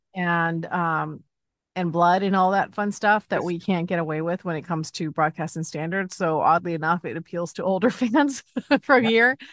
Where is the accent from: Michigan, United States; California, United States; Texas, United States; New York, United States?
California, United States; Los Angeles; also born or lived in Chicago; I grew up in Los Angeles